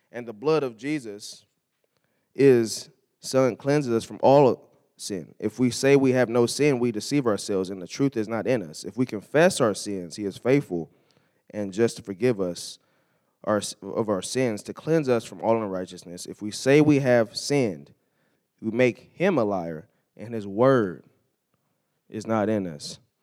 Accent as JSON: {"language": "English", "region": "California", "country": "United States", "tie": "born or raised there", "said": "growing up in California"}